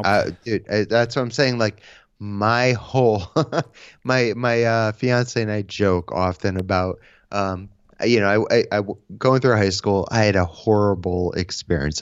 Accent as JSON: {"language": "English", "region": "Connecticut", "country": "United States", "tie": "born or raised there", "said": "I'm from Connecticut, so I grew up, um, playing in bands"}